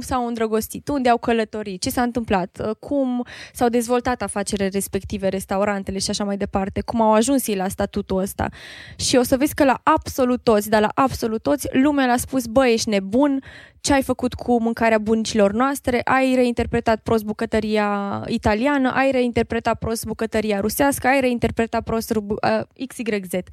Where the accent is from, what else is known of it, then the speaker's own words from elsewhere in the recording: Târgu Mureș, Mureș County, Romania; moved away as an adult; now in Cluj-Napoca, Romania; eu sunt din Târgu Mureș